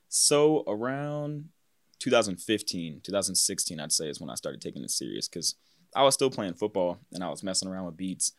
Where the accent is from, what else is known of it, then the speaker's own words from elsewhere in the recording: Cincinnati, Ohio, United States; also born or lived in Mason, Ohio / West Chester, Ohio; I'm from Cincinnati, Ohio. More like northern, kinda towards, like, the Westchester area. Mason is where I went to high school